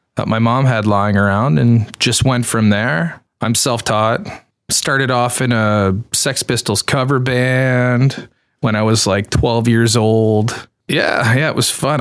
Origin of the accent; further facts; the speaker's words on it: Canada; I'm Canadian